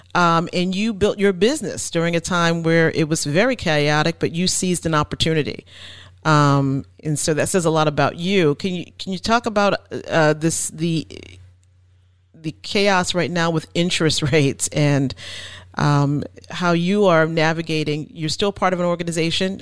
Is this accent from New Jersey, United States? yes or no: yes; New Jersey, United States; now in Maine, United States; I'm from New Jersey